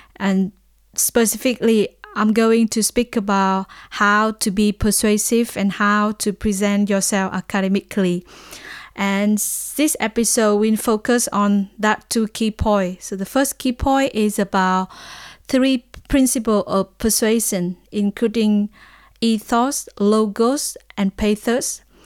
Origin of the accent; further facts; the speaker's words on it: Vietnam; I'm from Vietnam